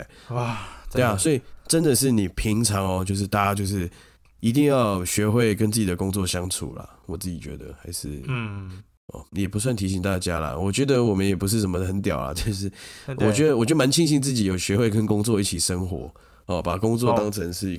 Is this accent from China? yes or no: no; Taipei, Taiwan; 因为我是台北人，哦，我没有要太太多返乡的感觉，